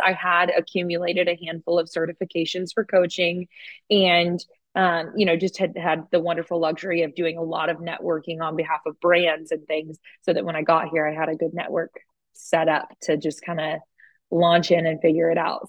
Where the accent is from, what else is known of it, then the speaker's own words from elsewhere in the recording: Oklahoma, United States; moved away as an adult; also born or lived in Norman, Oklahoma; now in Austin, United States; I grew up in Oklahoma